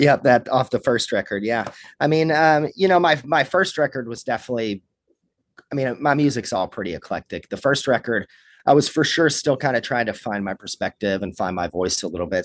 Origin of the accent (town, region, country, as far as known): Kentucky, United States; born or raised there; moved away as an adult; also born or lived in Los Angeles